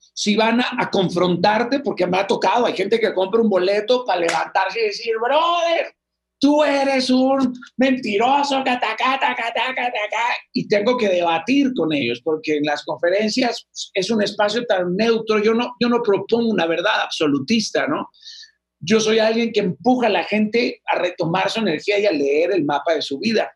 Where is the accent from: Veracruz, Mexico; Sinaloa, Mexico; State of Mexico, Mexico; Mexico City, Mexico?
Sinaloa, Mexico; los de Sinaloa somos